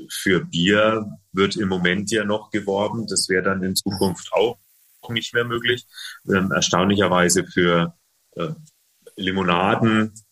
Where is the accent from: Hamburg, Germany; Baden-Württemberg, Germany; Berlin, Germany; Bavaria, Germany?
Bavaria, Germany; Bayreuth; Es äh, gibt auch in meiner Heimatstadt Bayreuth gab es ein äh, Projekt von der Tafel